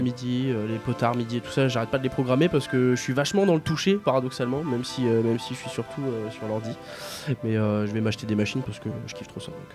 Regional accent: Aulnay-sous-Bois, Île-de-France, France; j'ai grandi à Aulnay

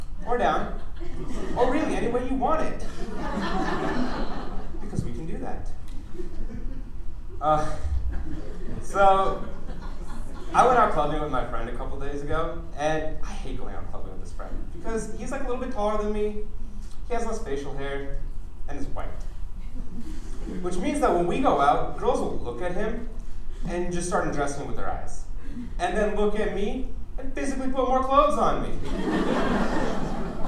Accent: United States; I was born in America

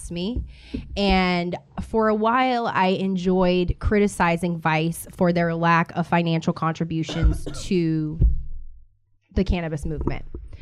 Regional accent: Louisiana, United States; now in Los Angeles, United States; I'm from Louisiana, so I'm from the sticks.

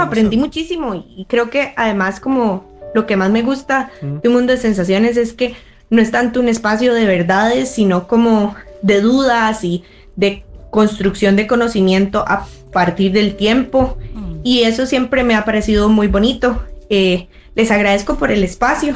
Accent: Costa Rica; soy de Costa Rica, Centroamérica

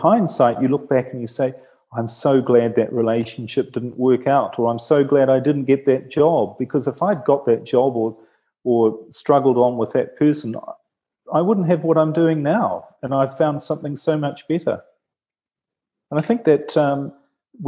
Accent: New Zealand; now in Italy; I'm from New Zealand

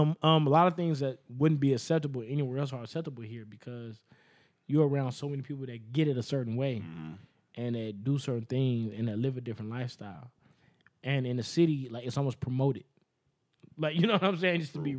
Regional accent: Las Vegas, Nevada, United States; I'm from Vegas

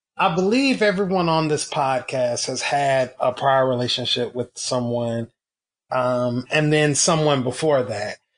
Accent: the South, United States; I was raised in the South

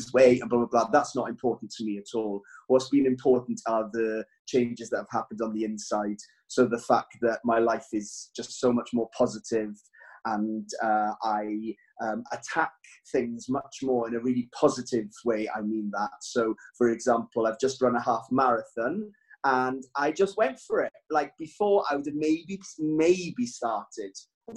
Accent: Wales, United Kingdom; I'm Welsh

